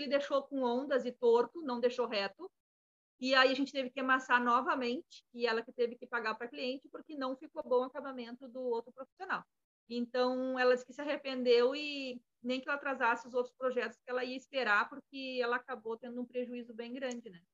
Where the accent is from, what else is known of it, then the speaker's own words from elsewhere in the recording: Alegrete, Rio Grande do Sul, Brazil; also born or lived in Balneário Camboriú; now in Florianópolis, Brazil; eu sou natural de Alegrete